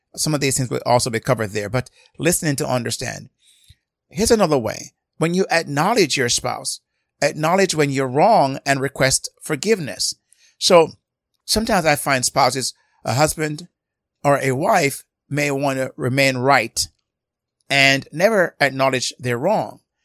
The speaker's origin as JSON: {"language": "English", "country": "Jamaica", "tie": "born or raised there", "said": "I grew up in Jamaica"}